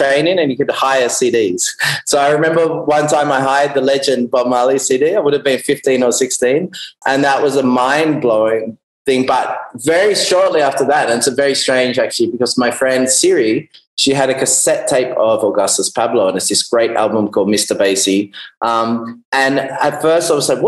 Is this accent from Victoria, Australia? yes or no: yes; Melbourne, Victoria, Australia; moved away as an adult; also born or lived in United Kingdom; now in Byron Bay, Australia; I grew up in Melbourne in Australia